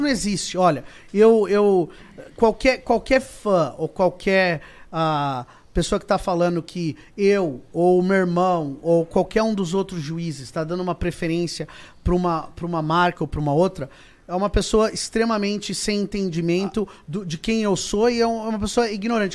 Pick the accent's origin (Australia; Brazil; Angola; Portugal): Brazil; now in United States; eu falo isso como brasileiro